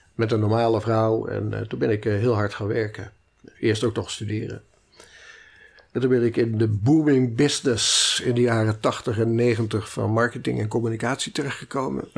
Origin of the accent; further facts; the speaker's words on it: Utrecht, Netherlands; also born or lived in Maarssen / Amsterdam; ik ben geboren in Utrecht, eh, opgegroeid in Utrecht en uh, Maarsen.